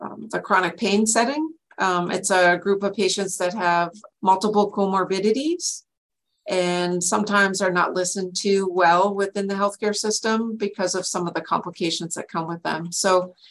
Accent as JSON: {"language": "English", "region": "North Dakota", "country": "United States", "moved": "as an adult", "lives_now": "Washington, United States", "said": "I'm a transplant from North Dakota, where I got my bachelor's in science in nursing"}